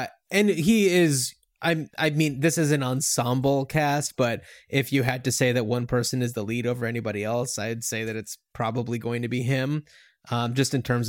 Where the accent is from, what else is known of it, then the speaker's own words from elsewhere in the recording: East Coast, United States; And we grew up on the East Coast, and when I was in high school and like looking at colleges, I think that I only ever made it as far as New Hampshire